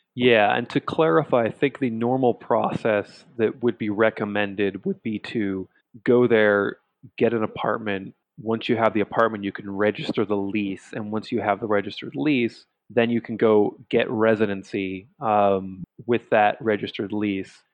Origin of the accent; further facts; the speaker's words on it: San Francisco Bay Area, California, United States; moved away; I was born in the U.S. in uh, you know San Francisco Bay Area. Um, you know, grew up there